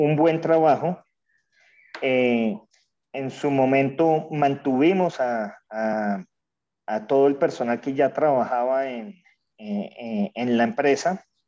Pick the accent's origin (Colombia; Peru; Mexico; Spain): Colombia; also born or lived in Venezuela; yo como colombiano lo viví